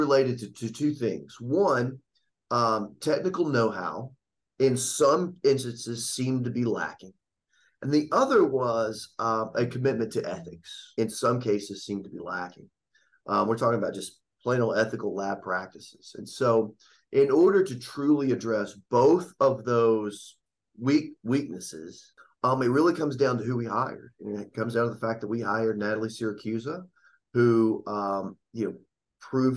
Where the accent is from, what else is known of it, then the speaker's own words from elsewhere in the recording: Upper East Tennessee, United States; We come from Upper East Tennessee, which had been the center of the universe for burley tobacco production for many decades